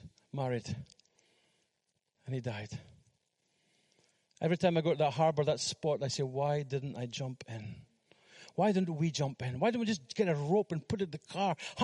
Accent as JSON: {"language": "English", "town": "Fraserburgh", "region": "Scotland", "country": "United Kingdom", "tie": "born or raised there", "also_born_or_lived": "Philippines", "moved": "as an adult", "said": "we went to Fraserburgh, my hometown"}